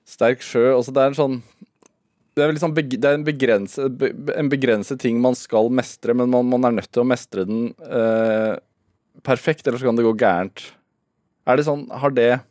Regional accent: Sarpsborg, Østfold, Norway; accent: Sarpsborg dialect; Jeg er fra Sarpsborg. Serpedialekten skinner gjennom noen gang

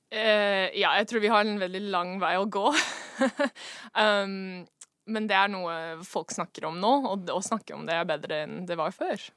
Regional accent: Seattle, Washington, United States; Norwegian is a second language; moved away as an adult; now in Norway; Jeg kommer fra USA, Washington, Seattle.

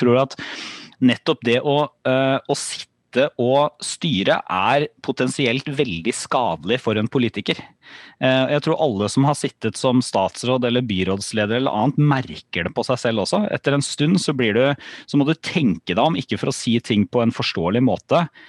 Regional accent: Porsgrunn, Telemark, Norway; jeg er fra, fra Porsgrunn.

